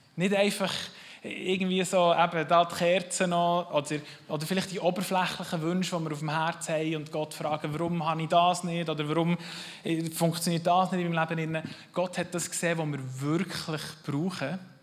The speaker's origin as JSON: {"language": "German", "country": "Switzerland", "said": "als Schweizer"}